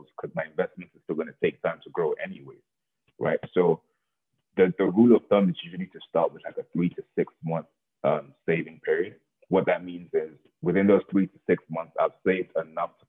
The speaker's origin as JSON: {"language": "English", "region": "Lagos", "country": "Nigeria", "tie": "born or raised there", "said": "when I was born in Lagos"}